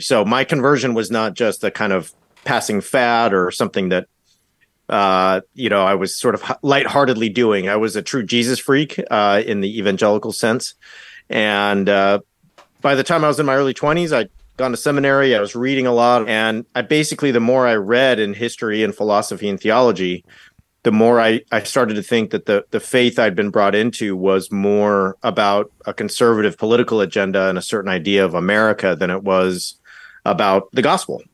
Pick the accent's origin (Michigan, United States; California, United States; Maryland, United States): California, United States; Orange County, Southern; moved away as an adult; I grew up in Southern California, Orange County